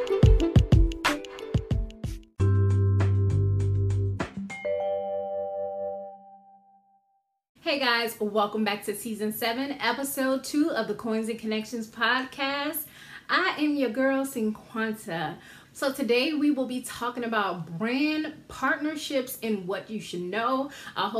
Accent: Georgetown, South Carolina, United States; moved away; I'm from a town called Georgetown, South Carolina, where they have the International Paper Mill. I grew up on a street right down from the paper mill.

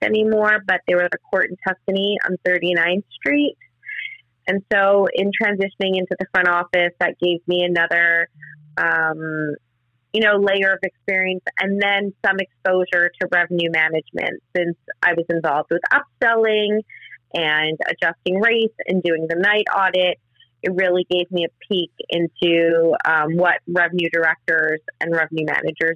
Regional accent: Montreal, Quebec, Canada; moved away as an adult; also born or lived in Florida / New York City; my hometown of Montreal

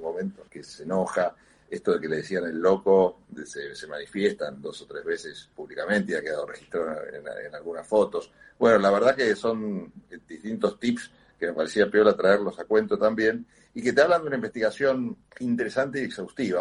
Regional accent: Argentina; Uno se ha acostumbrado como argentino ya a vivir en democracia

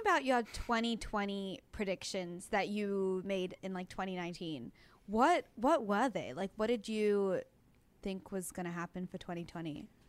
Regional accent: Australia; now in Los Angeles, United States; I'm from Australia

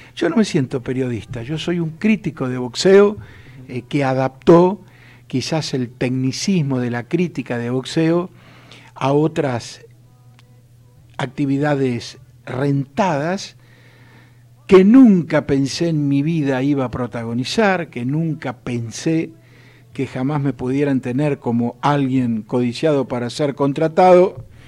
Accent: Mercedes, Buenos Aires Province, Argentina; mi infancia en Mercedes cuando uno con 7, 8 años ya iba a hacer los mandados

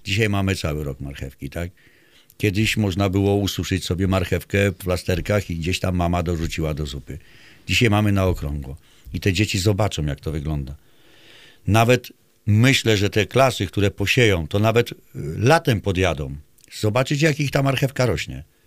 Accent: Mokry Dwór, Pomeranian Voivodeship, Poland; u nas w Mokrym Dworze

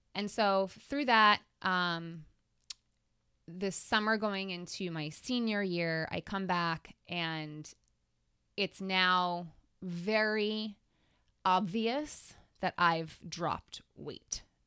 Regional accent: Long Island, New York, United States; I grew up on Long Island.

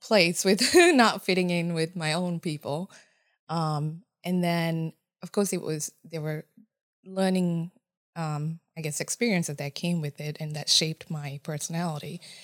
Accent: Japan; first language Japanese; English is a second language; moved away as an adult; also born or lived in Sri Lanka; now in Columbus, United States; I'm from Sri Lanka, however, I grew up in Japan. Um, Though the f, my first language is Japanese. So English is my third language.

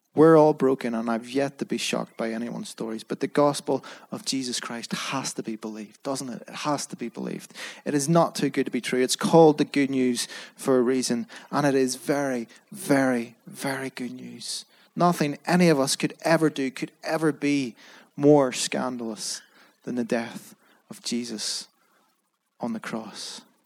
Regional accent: Belfast, Northern Ireland, United Kingdom; I was brought up in Belfast

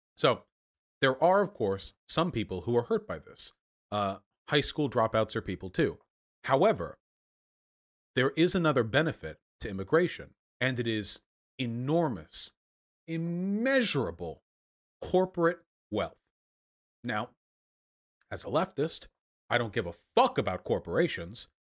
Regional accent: United States; I was just born here

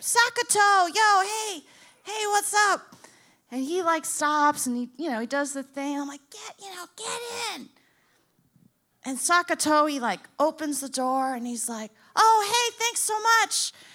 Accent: Boca Raton, Florida, United States; I'm from Boca Raton.

